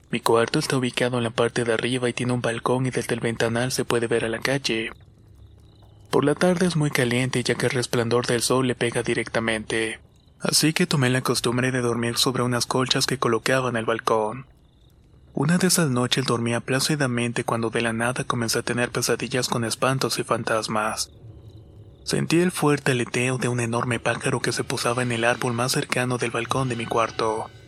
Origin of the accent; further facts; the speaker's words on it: Toluca, State of Mexico, Mexico; Soy del Estado de México de un lugar llamado Toluca, lugar donde se relata muchas historias de apariciones y avistamientos de brujas.